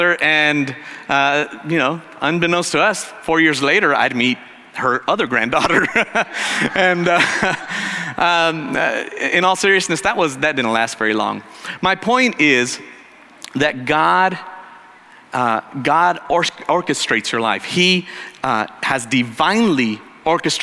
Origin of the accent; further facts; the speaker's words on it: Arizona, United States; moved away as an adult; I was from Arizona